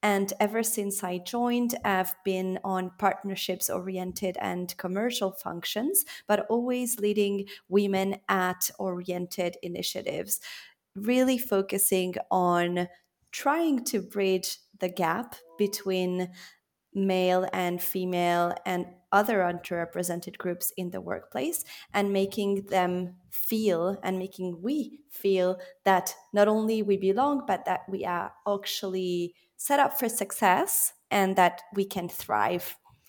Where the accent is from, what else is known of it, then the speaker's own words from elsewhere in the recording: Belgium; also born or lived in Switzerland / France / Italy; now in United Kingdom; So I was born in Geneva to Argentine parents who have Italian roots. I was therefore raised in a multicultural environment. I then grew up in Belgium, studied in France and Italy, and worked in Latin America.